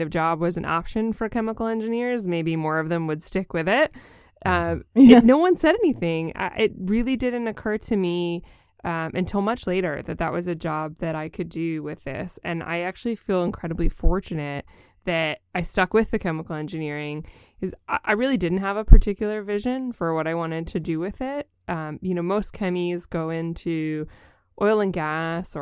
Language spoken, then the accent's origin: English; Syracuse, New York, United States; moved away as an adult; I grew up in Syracuse, New York, which is right in the middle of the state